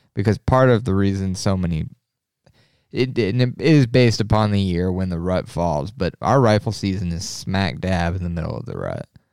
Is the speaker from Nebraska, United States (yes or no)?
yes; Nebraska, United States; it's my home state